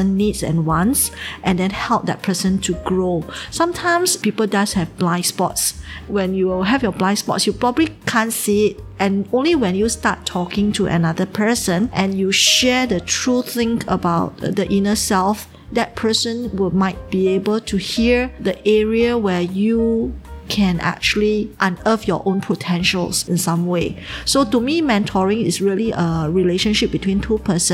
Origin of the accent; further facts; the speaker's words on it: Singapore; moved away as an adult; now in Shanghai, China; I'm from Singapore. I came to Shanghai in 2011, May.